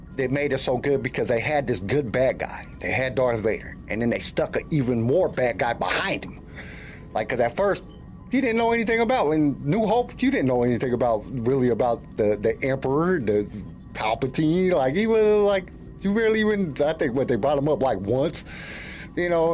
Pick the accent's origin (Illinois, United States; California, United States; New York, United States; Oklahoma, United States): California, United States; also born or lived in Denver, Colorado; now in Columbia, United States; Originally, I'm from California, but right now I live in Columbia, Missouri